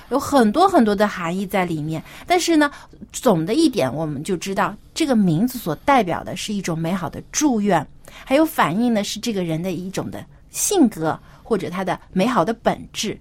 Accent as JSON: {"language": "Chinese", "country": "China", "said": "我们中国人"}